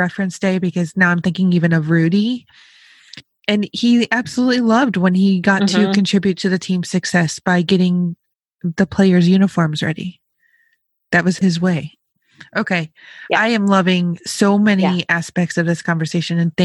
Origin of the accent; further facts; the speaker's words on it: Rochester, Buffalo area, Western New York, United States; I'm from Western New York, like Rochester, Buffalo area